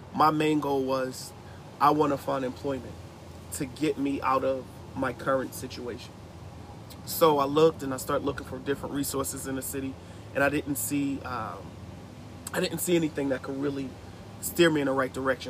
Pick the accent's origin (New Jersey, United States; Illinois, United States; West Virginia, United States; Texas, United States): New Jersey, United States; Newark; moved away; I'm originally from Newark, New Jersey.